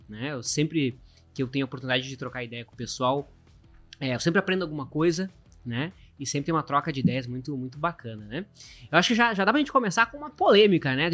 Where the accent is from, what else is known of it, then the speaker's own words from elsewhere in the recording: Caxias do Sul, Rio Grande do Sul, Brazil; moved away as an adult; also born or lived in Porto Alegre; sou de Caxias do Sul